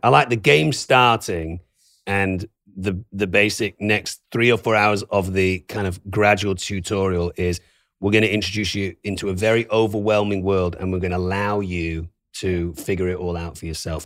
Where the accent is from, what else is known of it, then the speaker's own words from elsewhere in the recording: Manchester, North West England, United Kingdom; now in California, United States; I'm from Manchester